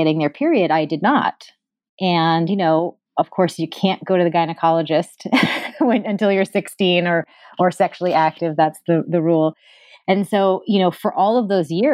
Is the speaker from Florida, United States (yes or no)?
no; Newton, Massachusetts, United States; I grew up in Newton, Massachusetts